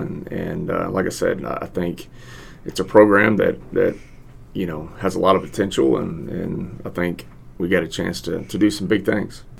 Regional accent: Victoria, Texas, United States; moved away as an adult; also born or lived in Houston, Texas / San Marcos, Texas / San Antonio, Texas; I'm originally from Victoria. I graduated from Victoria High

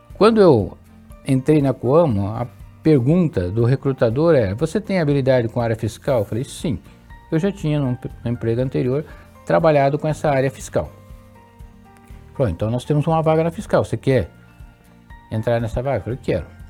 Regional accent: Londrina region, Paraná, Brazil; also born or lived in Santa Fé, Paraná; Eu sou natural de Santa Fé, no Paraná, uma região próxima a Maringá. Ali. Mas consta nos autos que dois meses após o meu nascimento, a minha família se mudou dessa cidade e fomos para a região de Londrina

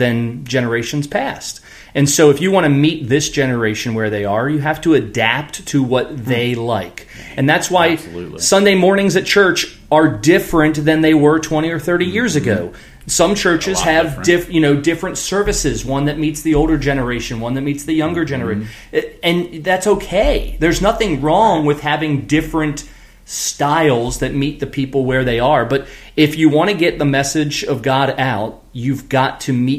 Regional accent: Chesapeake Bay, United States; moved away as an adult; also born or lived in Maine; now in Chapin, United States; I grew up on the Chesapeake Bay. My dad sold boats for 40 years.

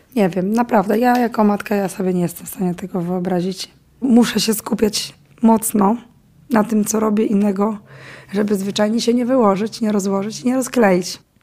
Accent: Ukraine; now in Poland; Ja jestem sama z Ukrainy, obywatelką, no. znaczy teraz jestem już obywatelką Polski

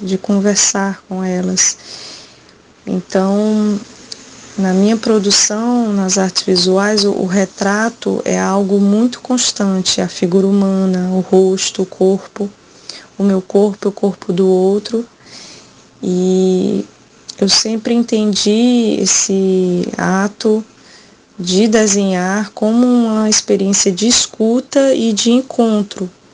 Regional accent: Quixadá, Ceará, Brazil; now in Fortaleza, Brazil; Sou do Ceará, vivo em Fortaleza há bastante tempo, mas nasci e me criei no sertão na cidade de Quixadá

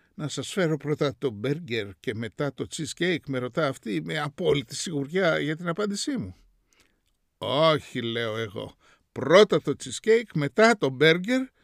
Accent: Greece; moved away as an adult; also born or lived in New York; μεγαλώνοντας στην Ελλάδα

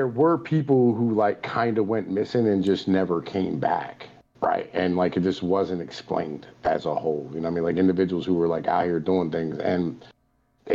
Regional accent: Appalachia, United States; I was born on the side of a mountain in a camper. I was taught how to go to the bathroom in an outhouse

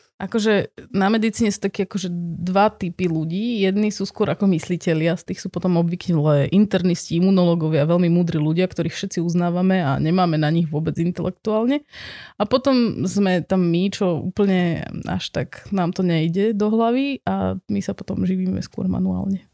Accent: Bratislava, Bratislava Region, Slovakia; som z Bratislavy, som tam vyrastala celý život

